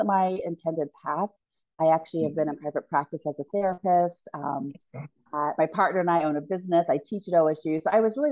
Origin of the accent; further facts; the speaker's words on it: Hilliard, Ohio, United States; also born or lived in Michigan; I grew up in Hilliard, Ohio.